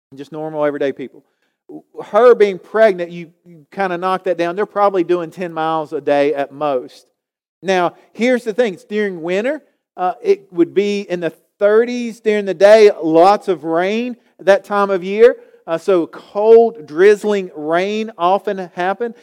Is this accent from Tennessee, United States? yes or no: no; Galax, Virginia, United States; I grew up here in Galax